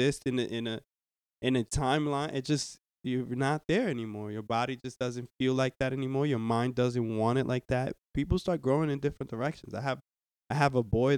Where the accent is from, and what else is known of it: New York, United States; also born or lived in New Jersey